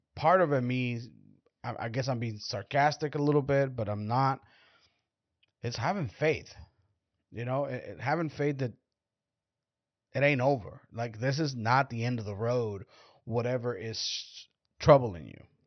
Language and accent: English; Mexico; now in United States; I'm Mexican